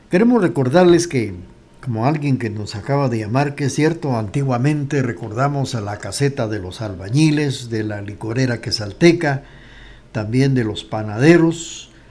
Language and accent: Spanish; Quetzaltenango, Guatemala